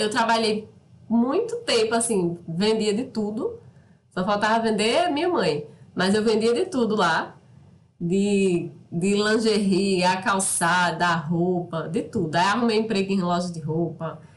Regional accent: Soledade, Paraíba, Brazil; moved away; also born or lived in São Paulo; Eu saí de Soledade, que é o interiorzinho aqui perto de Campina Grande, Cariri

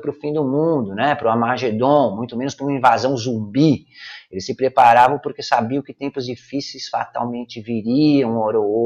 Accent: São Paulo, Brazil; now in Espírito Santo, Brazil; eu sou paulistano nato, eu nasci na Vila Celso Garcia, no Hospital São José do Brás, eu nasci no Brás, eu morei e cresci no Brás, em São Paulo, na cidade de São Paulo

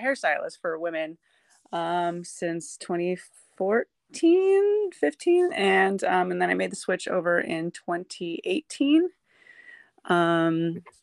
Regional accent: Bay Area, California, United States; moved away as an adult; also born or lived in San Jose, California / Tucson, Arizona; now in Sacramento, United States; I'm originally from the Bay Area in California, but currently reside in Sacramento, California

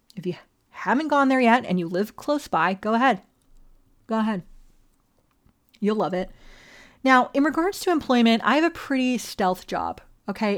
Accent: Las Vegas, Nevada, United States; also born or lived in Hawaii; originally from Hawaii, all right? But I was raised on the Ninth Island, A K A Las Vegas

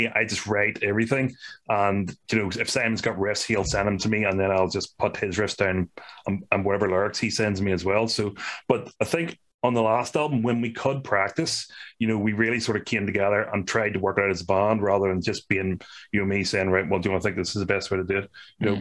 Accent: Ireland; we are from Ireland

